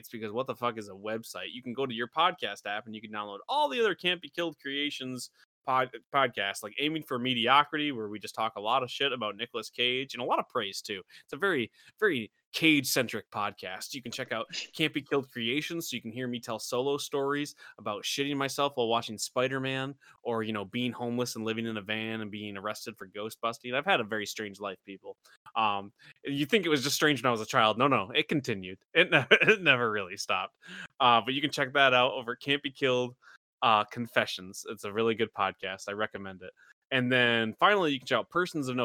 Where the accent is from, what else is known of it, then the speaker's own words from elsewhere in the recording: Midwest, United States; our Midwest is showing.